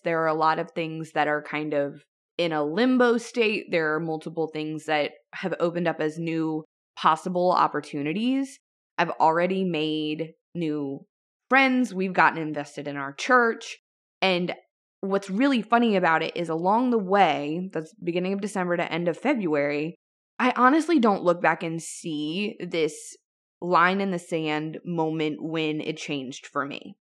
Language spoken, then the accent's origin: English; Louisiana, United States; my home state of Louisiana.